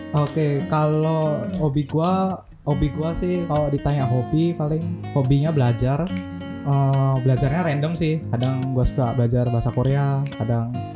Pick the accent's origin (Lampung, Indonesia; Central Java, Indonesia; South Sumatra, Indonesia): Central Java, Indonesia; Magelang; now in Denpasar, Indonesia; gue sendiri sih asalnya dari Magelang Jawa Tengah